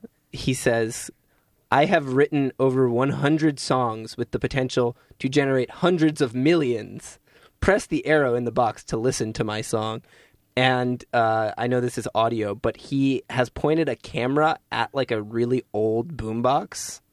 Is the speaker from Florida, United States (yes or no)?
no; Missouri, United States; now in Los Angeles, United States; I live in Los Angeles, but I am originally from Missouri, and the state motto is the Show Me State.